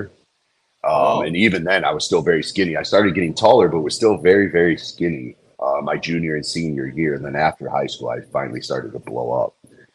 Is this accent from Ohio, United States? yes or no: yes; Middlefield, Ohio, United States; I was born and raised in Middlefield, Ohio, which is a little east of Cleveland